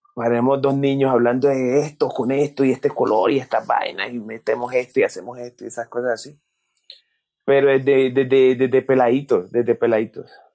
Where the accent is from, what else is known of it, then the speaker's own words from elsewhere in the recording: Pacific region, Colombia; accent: Pacific; also born or lived in Cali; la gente de mi tierra, de la gente del Pacífico, las cosas que hablaban, porque me identifico con, con el acento